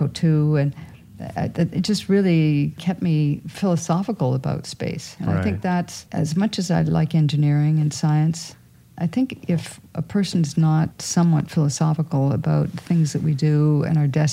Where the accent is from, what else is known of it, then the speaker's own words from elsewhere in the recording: Sault Ste. Marie, Ontario, Canada; the Bush Plane Museum in my hometown